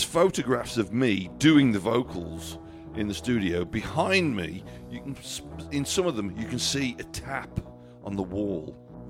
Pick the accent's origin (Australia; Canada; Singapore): Canada; We're Canadian, so we'll just start early.